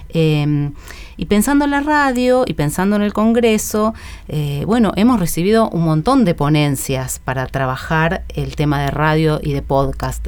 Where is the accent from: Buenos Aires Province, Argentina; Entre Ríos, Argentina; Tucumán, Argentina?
Buenos Aires Province, Argentina; San Antonio de Padua; Mi infancia transcurrió en San Antonio de Padua, en el conurbano oeste